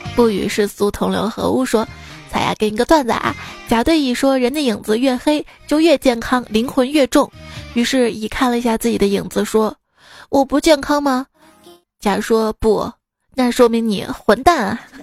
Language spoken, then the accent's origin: Chinese; Shaanxi, China; 我们陕西人， 就是特别能蹲